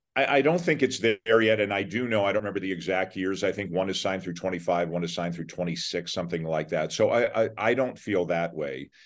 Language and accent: English; Toronto, Ontario, Canada; I'm from Toronto too. So I, you know, I grew up, I'm born there, grew up there.